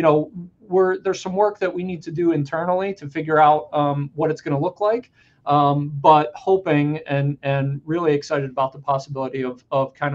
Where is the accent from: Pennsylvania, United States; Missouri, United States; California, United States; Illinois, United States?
Pennsylvania, United States; now in Connecticut, United States; I grew up in Pennsylvania.